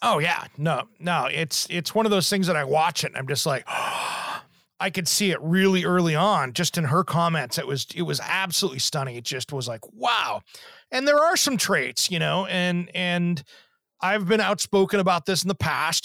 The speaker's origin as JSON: {"language": "English", "town": "Kennewick", "region": "Washington", "country": "United States", "tie": "born or raised there", "moved": "yes", "said": "where I grew up in Eastern Washington, the Tri Cities, you know, Kennewick School District"}